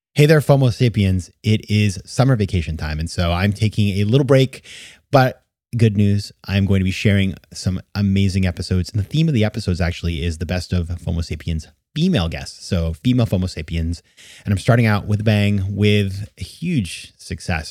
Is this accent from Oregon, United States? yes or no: no; Maine, United States; my home state of Maine